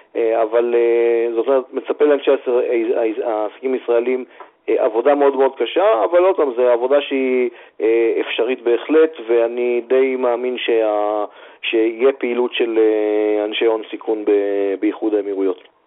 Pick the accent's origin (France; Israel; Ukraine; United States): Israel; בתור ישראלים, יש לנו הרבה תכונות טובות